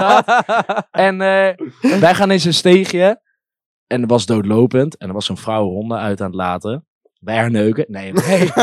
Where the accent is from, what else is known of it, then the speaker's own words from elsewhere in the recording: Nijmegen, Gelderland, Netherlands; ik ben hier geboren